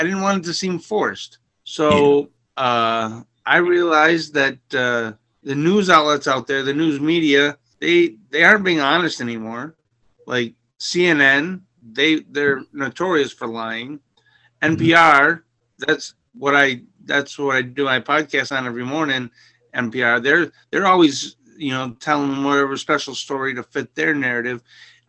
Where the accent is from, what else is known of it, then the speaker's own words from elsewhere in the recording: Asheville, New York, United States; I grew up in Asheville, New York on a farm.